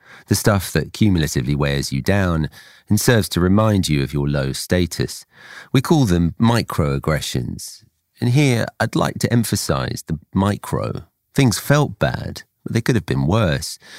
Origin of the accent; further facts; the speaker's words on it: Essex, East of England, United Kingdom; I came to find myself a child in Essex rather than Kashmir